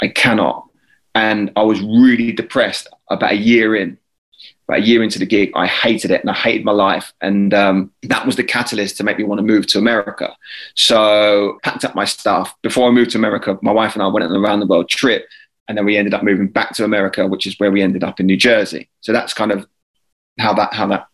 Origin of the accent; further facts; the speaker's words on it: Lewes, South East England, United Kingdom; moved away as an adult; also born or lived in United States; My wife and I were then still living back in our hometown. So this is in Lewis. I was back at home with mum and dad.